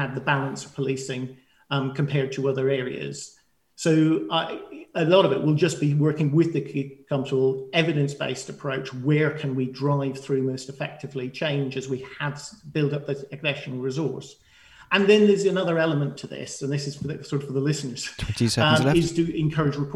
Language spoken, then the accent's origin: English; Ireland; moved away as an adult; also born or lived in London; now in Winchester, United Kingdom; I grew up in a rural area. I was born and brought up in Ireland.